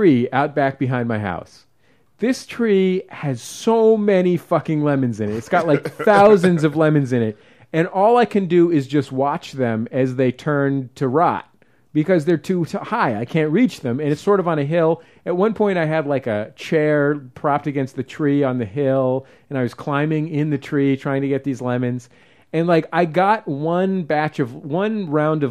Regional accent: San Francisco, California, United States; I grew up in the Mission, which is sort of avocado

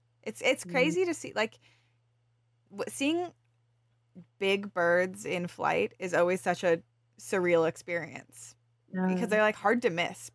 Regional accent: Arizona, United States; now in United Kingdom; I'm from Arizona originally

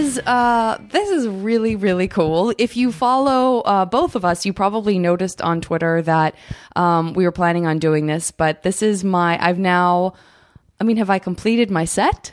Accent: Tucson, Arizona, United States; now in Los Angeles, United States; I'm from Tucson

